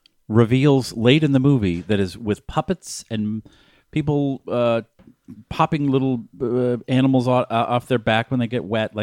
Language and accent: English; Boston, Massachusetts, United States; St. Patrick's Day. Because I grew up in Boston.